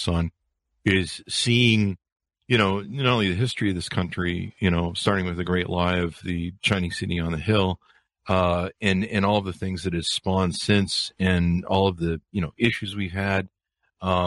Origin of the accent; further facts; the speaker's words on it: Utah, United States; also born or lived in California; I grew up in Utah in the Mormon cult